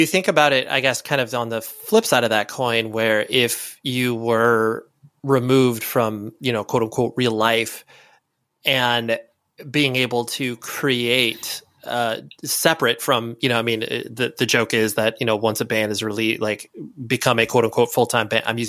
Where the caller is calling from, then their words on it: California, United States; I'm in Southern California, more specifically.